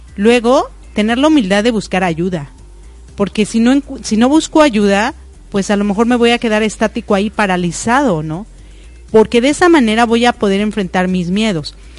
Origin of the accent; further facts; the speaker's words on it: Mexico; now in United States; yo nací en México y vivo en Estados Unidos